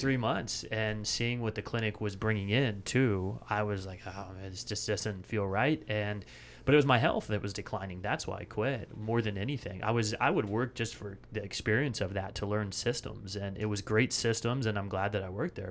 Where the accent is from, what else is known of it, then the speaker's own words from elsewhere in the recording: Bellingham, Washington, United States; moved away as an adult; also born or lived in San Francisco Bay Area; now in Austin, United States; I grew up right outside of Vancouver, British Columbia, Bellingham, Washington